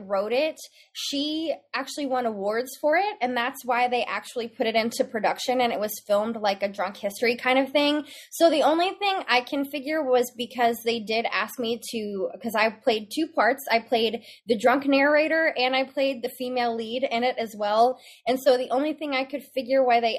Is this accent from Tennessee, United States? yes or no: yes; Memphis, Tennessee, United States; now in Dallas-Fort Worth, United States; I grew up in Memphis, Tennessee